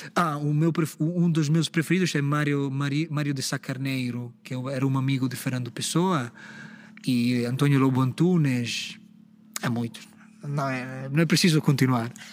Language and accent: Portuguese; Empoli, Tuscany, Italy; accent: Italian; Portuguese is a second language; moved away as an adult; now in Portugal; eu sou italiano